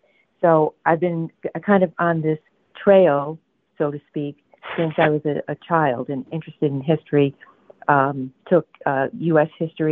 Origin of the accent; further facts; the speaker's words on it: Connecticut, United States; moved away; I'm originally from Connecticut as well.